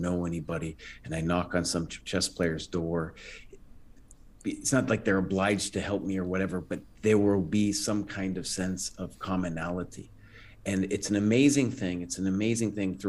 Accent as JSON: {"language": "English", "country": "United States", "said": "I was seen not as an American"}